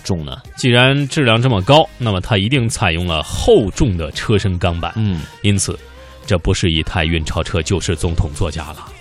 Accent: China; 我们中国人

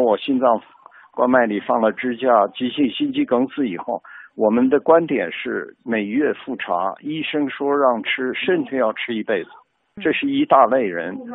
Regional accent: China; 我中国人

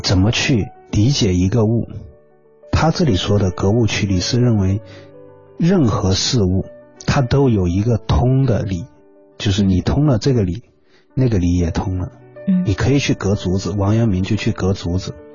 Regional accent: China; 这是我们中国人独特的这种哲学思想，

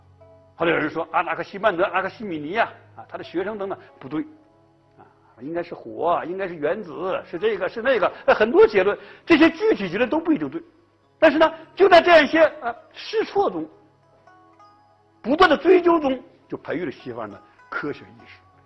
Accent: China; 在我们中国人看来，哎，天也有心，天的心是什么？天的心就是人，啊，天也充满一颗大爱之心，哎，这是中国人的看法。

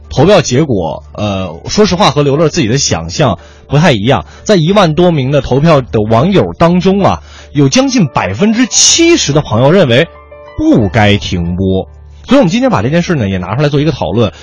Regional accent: Huairou, Beijing, China; also born or lived in Tongzhou, Beijing; 我的老家怀柔

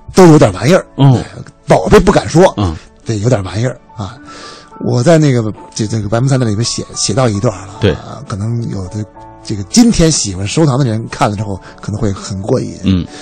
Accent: Beijing, China; 我们家这个作为老北京的一个，一个，一个大家族

